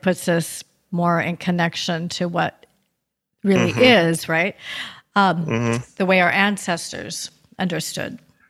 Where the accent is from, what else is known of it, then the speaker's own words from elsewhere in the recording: Seattle, Washington, United States; I come from Seattle